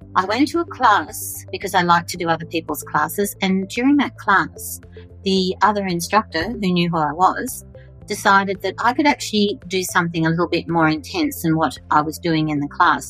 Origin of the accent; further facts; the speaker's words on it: Australia; I'm an Australian fitness and wellness leader